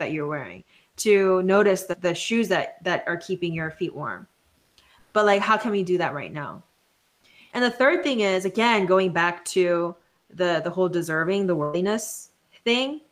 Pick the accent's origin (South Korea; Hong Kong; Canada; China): South Korea; moved away as an adult; now in United States; first coming to the States for college because I grew up in South Korea